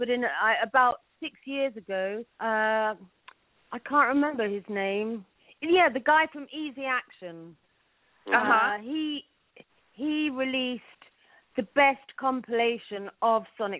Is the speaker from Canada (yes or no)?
no; London, United Kingdom; now in New York, United States; well, I was born in London, I grew up in London